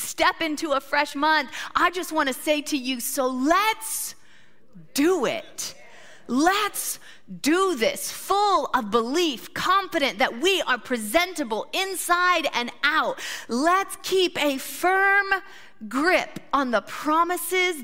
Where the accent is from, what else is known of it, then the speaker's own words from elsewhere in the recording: Midwest, United States; moved away as an adult; also born or lived in Australia; I grew up in the Midwest